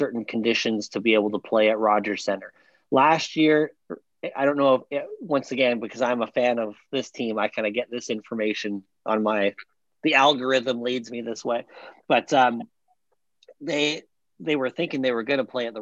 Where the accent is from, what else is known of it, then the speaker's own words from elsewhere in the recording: Canada; now in United States; I'm a Canadian living in the USA